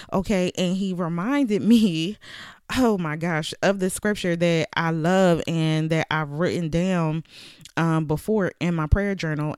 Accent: Philadelphia, Pennsylvania, United States; moved away as an adult; now in Virginia, United States; I moved from Philadelphia to Virginia, but I was born and raised in Philadelphia.

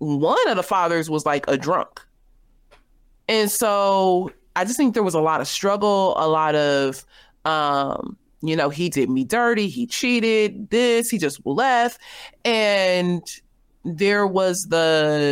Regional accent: the West, United States; I'm from the West

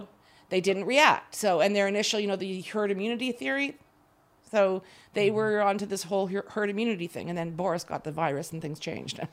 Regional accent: Canada; moved away as an adult; now in Israel; I grew up in Canada. I lived there most of my life

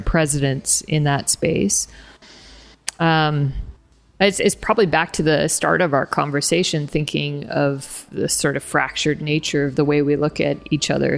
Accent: Canada; first language English; moved away; also born or lived in Lithuania; as a Canadian, with a Canadian passport

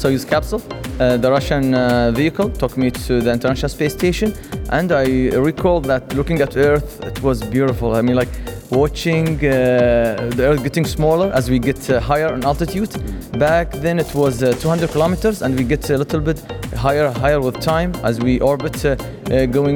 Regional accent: Liwa, Abu Dhabi, United Arab Emirates; my hometown, from Liwa

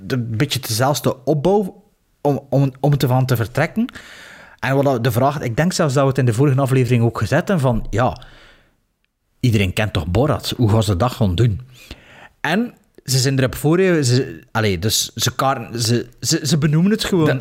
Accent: Belgium; als Belg

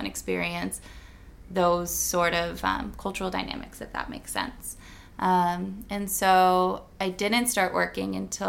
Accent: Phoenix, Arizona, United States; moved away as an adult; also born or lived in California; I grew up in Phoenix, Arizona, and I moved to California to attend UCLA.

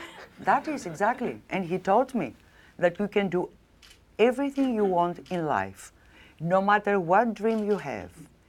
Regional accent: Crete, Greece; I was born in Crete, in Greece

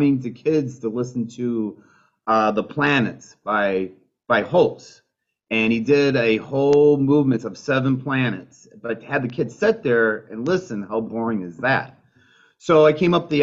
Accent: Michigan, United States; moved away as an adult; I'm originally from Michigan. That's where I grew up.

